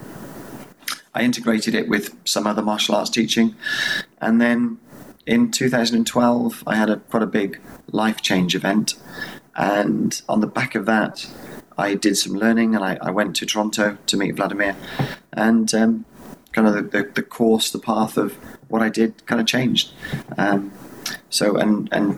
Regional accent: Wales, United Kingdom; now in Wiltshire, United Kingdom; I live in Wiltshire in the UK. I'm from Wales originally, which is one of the four countries in the UK

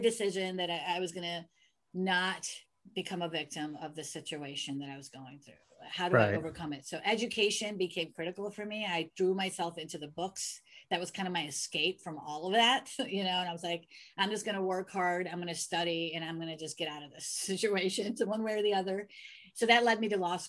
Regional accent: United States; I'm American. I was born here.

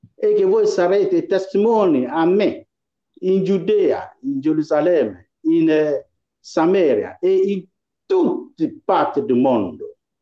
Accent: Ghana; now in Italy; essere cristiano in Ghana, che è il mio paese

